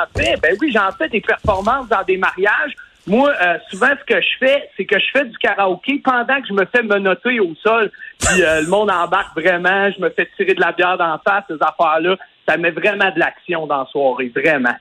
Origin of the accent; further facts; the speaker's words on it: Lévis, Quebec, Canada; je suis originaire de Lévis